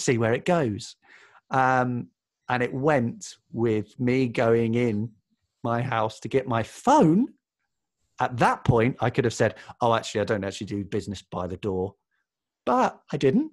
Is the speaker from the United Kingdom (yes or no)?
yes; Watford, East of England, United Kingdom; also born or lived in South London; now in London, United Kingdom; I was born in Watford, though now I live in South London.